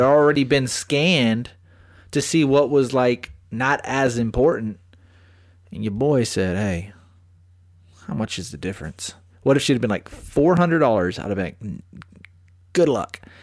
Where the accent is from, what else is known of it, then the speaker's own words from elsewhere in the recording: Bastrop, Texas, United States; now in San Antonio, United States; I'm from Smithville and Bastrop.